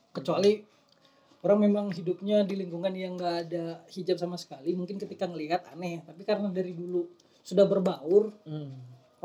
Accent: Kalimantan, Indonesia; moved away; waktu kecil kan waktu tinggal di Kalimantan

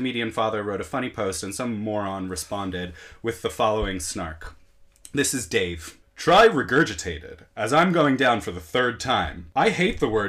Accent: United States; moved away as an adult; now in England, United Kingdom; growing up in America

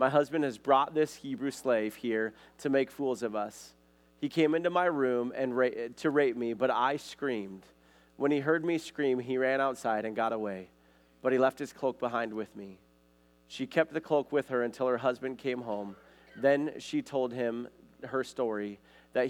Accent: Billings, Montana, United States; I grew up in Billings

